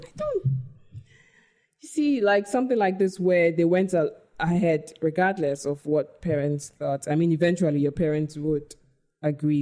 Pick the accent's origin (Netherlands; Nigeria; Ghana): Ghana; also born or lived in United Kingdom; I identify as Ghanaian first